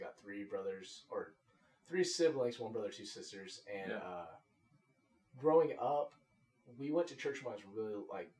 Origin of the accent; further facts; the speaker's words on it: Las Vegas, Nevada, United States; born there; also born or lived in Tulsa, Oklahoma; So, I was born in Las Vegas, Nevada.